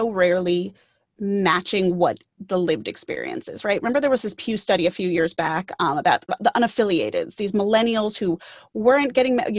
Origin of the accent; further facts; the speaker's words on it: Great Neck, New York, United States; I grew up on Long Island, which is one of the suburbs outside of New York City, and grew up in a town called Greyneck